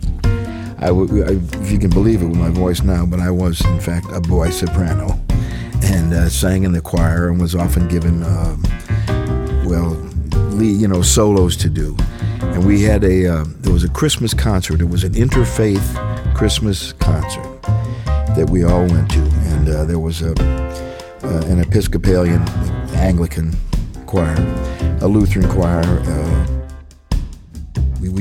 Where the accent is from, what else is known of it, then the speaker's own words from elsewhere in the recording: St. Louis, Missouri, United States; growing up in St. Louis